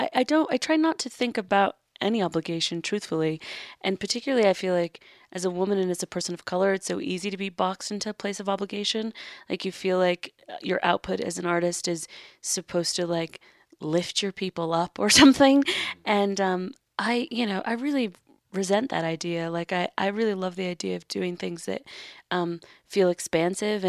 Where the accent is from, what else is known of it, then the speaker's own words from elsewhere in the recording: Los Angeles, California, United States; also born or lived in New York; I grew up in Los Angeles in Hollywood